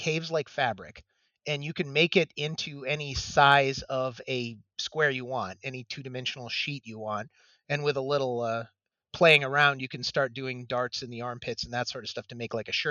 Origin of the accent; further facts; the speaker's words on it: Michigan, United States; moved away; I'm originally from Michigan